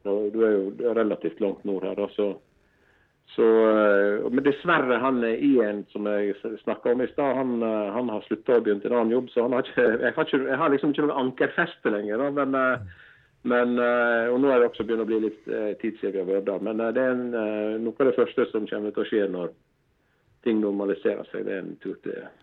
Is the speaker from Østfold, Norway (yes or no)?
no; Stryn, Vestland, Norway; vi kom fra Stryn